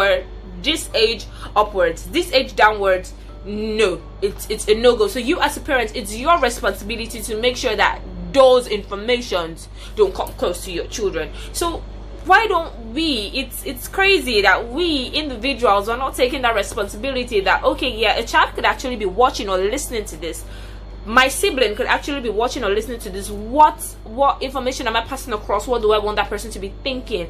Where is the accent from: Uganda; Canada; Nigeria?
Nigeria; I'm a Nigerian, a proud citizen of Nigeria